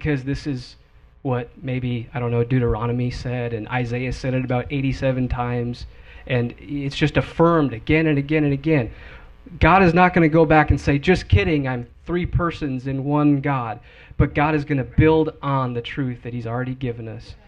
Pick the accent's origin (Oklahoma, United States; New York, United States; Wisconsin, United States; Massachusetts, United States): Wisconsin, United States; moved away as an adult; when I moved from Wisconsin, I left my hometown